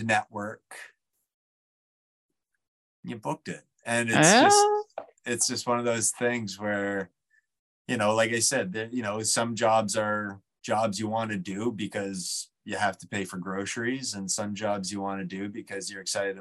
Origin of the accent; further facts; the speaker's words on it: New Brunswick, Canada; I grew up in New Brunswick. I was born in New Brunswick